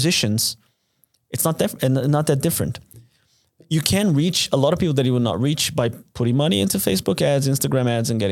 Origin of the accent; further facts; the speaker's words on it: Brazil; now in Munich, Germany; my hometown